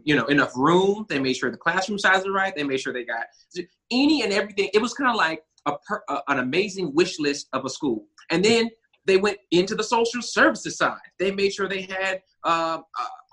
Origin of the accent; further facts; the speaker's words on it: Huntsville, Alabama, United States; I was born, mostly raised here in Huntsville, Alabama